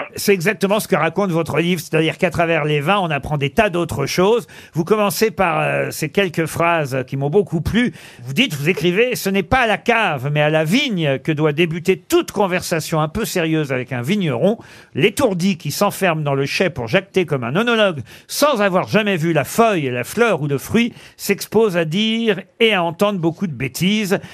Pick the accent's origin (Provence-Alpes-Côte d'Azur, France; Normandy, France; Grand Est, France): Normandy, France; en tant que Normand